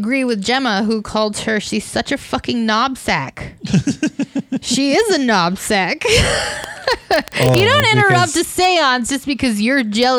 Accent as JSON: {"language": "English", "country": "United States", "said": "I'm American"}